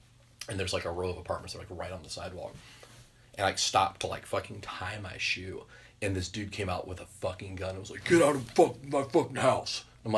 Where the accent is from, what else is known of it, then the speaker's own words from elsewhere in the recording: Kentucky, United States; I grew up in Kentucky